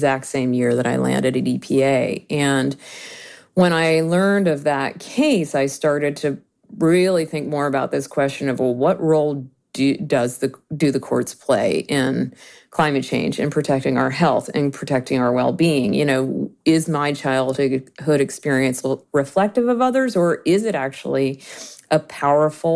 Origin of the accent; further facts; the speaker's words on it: Georgia, United States; I grew up in Georgia, and when I was 8, my home was